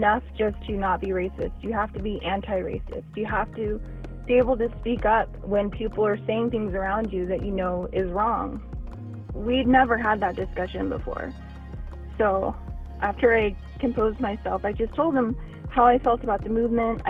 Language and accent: English; Las Vegas, Nevada, United States; also born or lived in upstate New York; now in Southern California, United States; I was born in upstate New York, but I grew up in Las Vegas, Nevada. Currently, I live in Southern California.